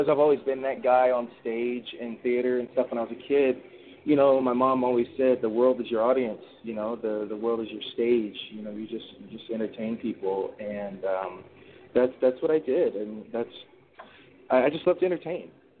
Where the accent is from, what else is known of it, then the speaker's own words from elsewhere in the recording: United States; I'm not British, by the way. I'm a proud American.